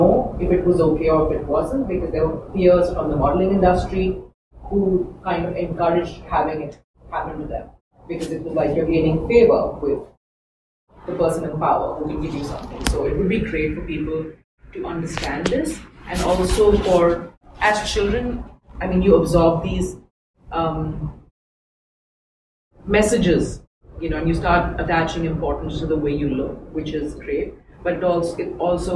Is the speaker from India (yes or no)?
yes; India; also born or lived in Mumbai; I'm from India